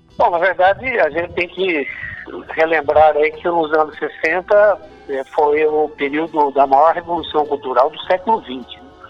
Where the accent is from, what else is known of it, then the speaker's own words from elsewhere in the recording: Salto Grande, São Paulo, Brazil; now in Assis, Brazil; eu sou do estado de Salto Grande, que é próximo aqui de, de Assis